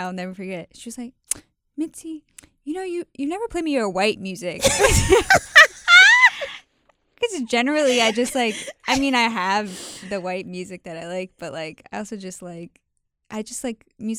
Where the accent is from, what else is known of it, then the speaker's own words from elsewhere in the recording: New York, United States; I think also growing up in New York too, like, I know New York still has work